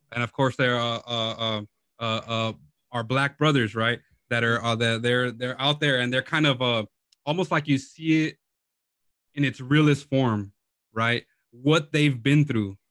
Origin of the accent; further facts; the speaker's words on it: Lynwood, California, United States; Lynwood, California